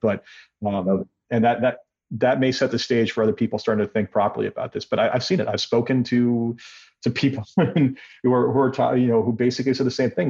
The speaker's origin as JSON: {"language": "English", "country": "Canada", "said": "being Canadian"}